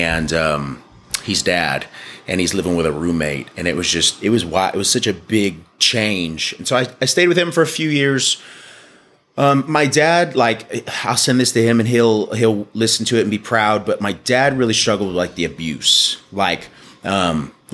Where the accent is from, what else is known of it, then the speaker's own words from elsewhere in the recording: Dallas, Texas, United States; also born or lived in Glen Rose, Texas; I was born in Dallas at the old Parkland Hospital. Spent a lot of my life in Dallas, like Southeast Dallas